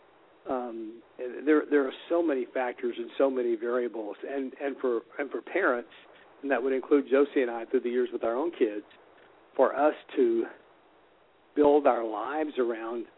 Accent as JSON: {"language": "English", "town": "Houston", "region": "Texas", "country": "United States", "tie": "born or raised there", "said": "I grew up here in Houston, went to Reagan High School here in town"}